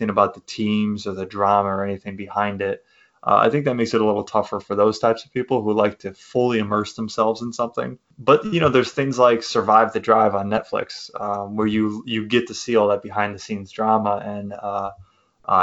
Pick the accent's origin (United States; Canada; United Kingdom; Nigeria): Canada; I'm Canadian.